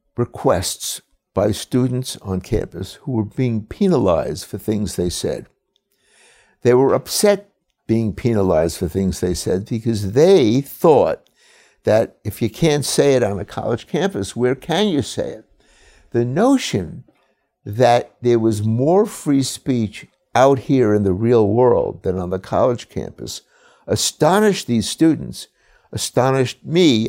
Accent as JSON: {"language": "English", "town": "New York City", "region": "New York", "country": "United States", "tie": "born or raised there", "said": "I was born and raised in Brooklyn"}